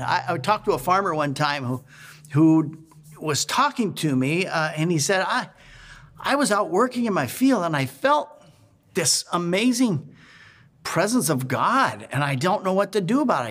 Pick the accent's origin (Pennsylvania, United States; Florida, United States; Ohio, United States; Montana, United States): Montana, United States; now in Oregon, United States; I was raised in Montana